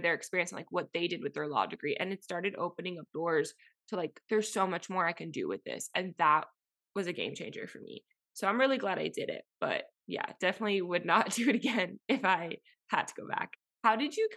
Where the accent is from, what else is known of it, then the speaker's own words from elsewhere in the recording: Miami, Florida, United States; moved away as an adult; growing up in Miami, it's insular